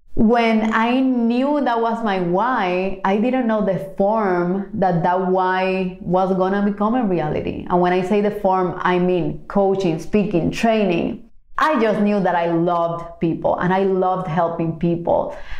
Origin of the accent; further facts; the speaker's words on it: Cuba; moved away; growing up in Cuba